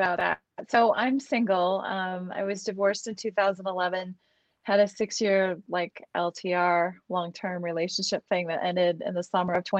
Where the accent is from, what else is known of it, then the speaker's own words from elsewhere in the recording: Chicago, Illinois, United States; now in Boulder, United States; I'm from Chicago